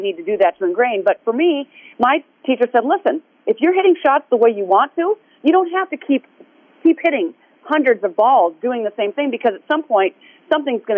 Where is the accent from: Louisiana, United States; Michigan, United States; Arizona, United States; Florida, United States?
Arizona, United States; Tucson; also born or lived in Minnesota / Honolulu, Hawaii; we're moving to Arizona. And here we came to Tucson